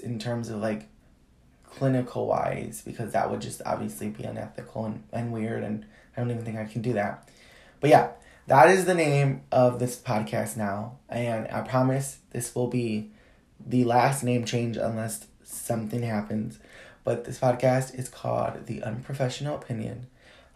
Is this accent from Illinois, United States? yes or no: yes; Chicago, Illinois, United States; I'm from Chicago